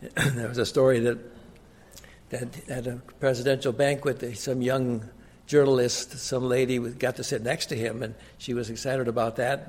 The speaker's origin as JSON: {"language": "English", "town": "Glenwood", "region": "Minnesota", "country": "United States", "tie": "born or raised there", "said": "I was born in 1945 in Glenwood, Minnesota"}